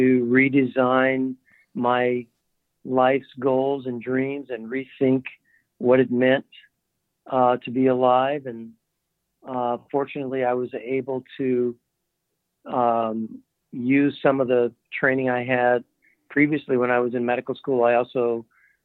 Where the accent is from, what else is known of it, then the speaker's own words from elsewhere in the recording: Windsor Hills, California, United States; I grew up actually in Southern California, an area that was called Windsor Hills, California